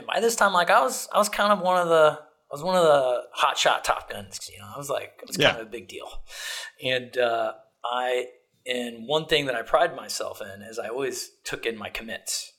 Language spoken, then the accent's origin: English; Ohio, United States; moved away; I was from Ohio